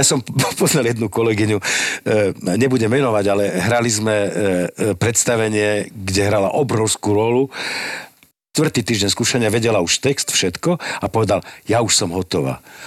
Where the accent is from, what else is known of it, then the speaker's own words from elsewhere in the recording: Slovakia; som Slovák